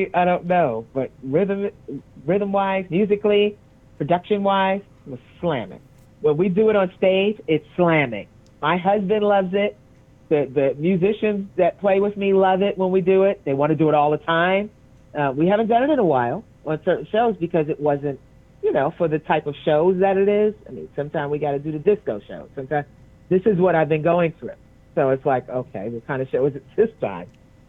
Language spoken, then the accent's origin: English; New York, United States; I'm a New Yorker